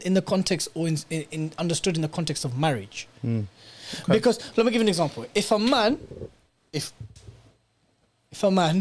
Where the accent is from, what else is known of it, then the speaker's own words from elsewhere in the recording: United Kingdom; growing up in British state schools and maybe not in the most Islamic environments